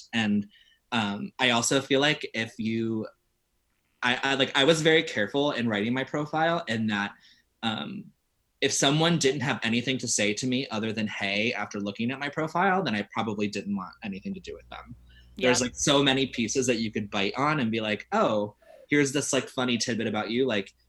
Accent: Ohio, United States; I come from like a very specific space in the world, but I don't feel that bad. Like, I grew up in Ohio where, you know, to go on a date

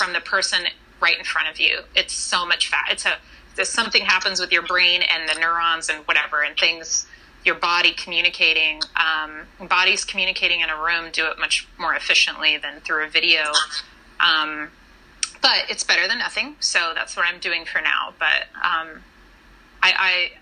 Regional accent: Fresno, California, United States; now in New York, United States; my hometown of Fresno, California

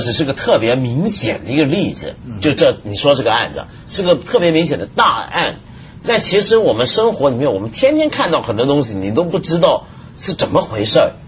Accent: Taiwan; 因为我小时候在台湾

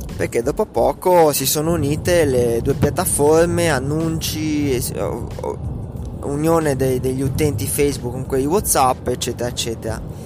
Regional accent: Italy; come italiano medio

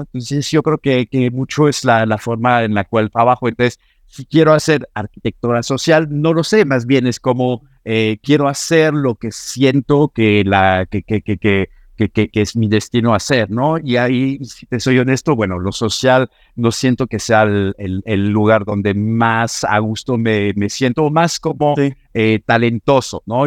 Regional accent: Normandy, France; Spanish is a second language; moved away as an adult; also born or lived in Paris, France / London, United Kingdom / New York, United States; now in Mexico; Decidí mudarme de mi Normandía natal hacia París

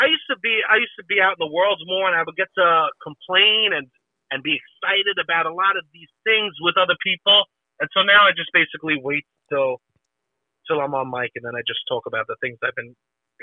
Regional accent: Alabama, United States; I grew up in Central Alabama, okay? You know what? When I'm in Central Alabama, I'm fucking home, brother, okay?

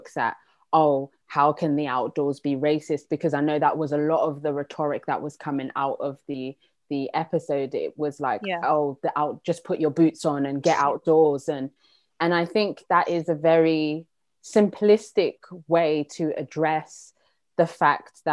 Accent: London, United Kingdom; I was born and raised in London

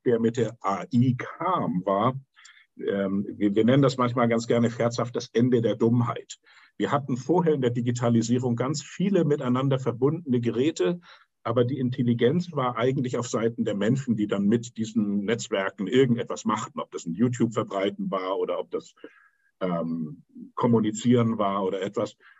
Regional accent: Hamburg, Germany; ich bin in Hamburg aufgewachsen

